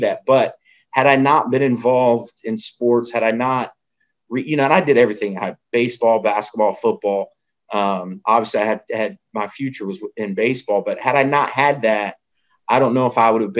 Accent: Fayetteville, North Carolina, United States; I'm from Fayetteville.

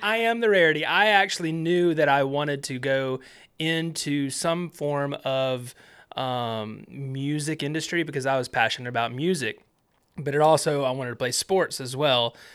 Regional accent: Alabama, United States; I grew up in Alabama

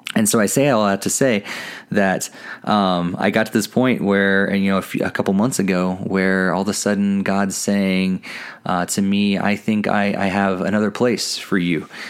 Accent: Southern Illinois, United States; moved away as an adult; also born or lived in New England; now in Colorado, United States; growing up in the Bible Belt in, in Southern Illinois.

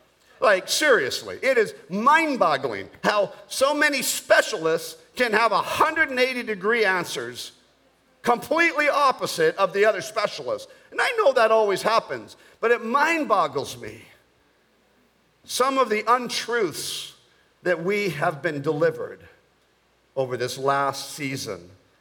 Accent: Bogota, Colombia; I was born in Bogota, Colombia, South America. I grew up in South America.

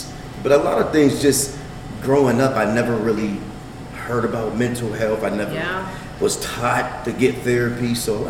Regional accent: Pittsburgh, Pennsylvania, United States; I'm from Pittsburgh.

